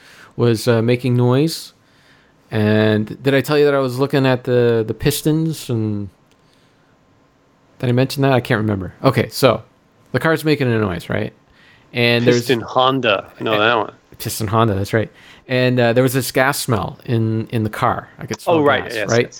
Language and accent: English; Stouffville, Ontario, Canada; my hometown here, Stouffville